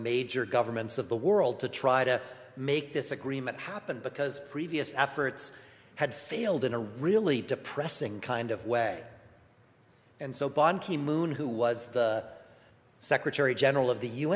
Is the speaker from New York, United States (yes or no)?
yes; New York, United States; I'm from New York